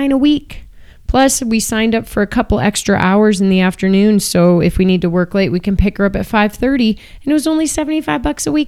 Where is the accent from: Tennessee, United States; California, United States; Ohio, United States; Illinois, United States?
Illinois, United States; Downers Grove; now in Boulder, United States; I'm from Downers Grove